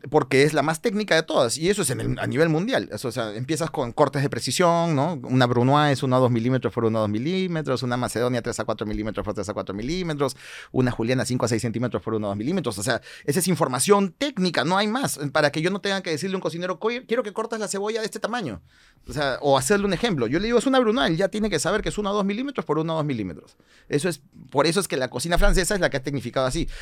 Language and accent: Spanish; Peru; nosotros como peruanos